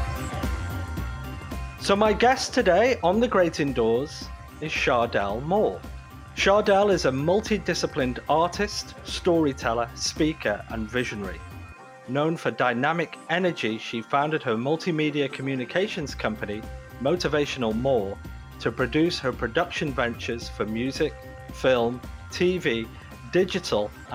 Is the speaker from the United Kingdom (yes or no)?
yes; United Kingdom; now in Toronto, Canada; I'm British